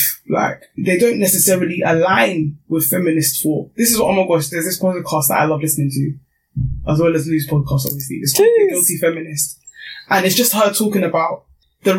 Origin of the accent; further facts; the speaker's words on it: Nigeria; being Nigerian